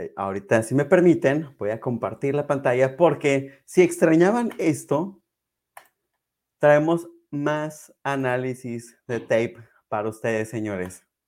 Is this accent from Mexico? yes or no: yes; Mexico; como buen mexicano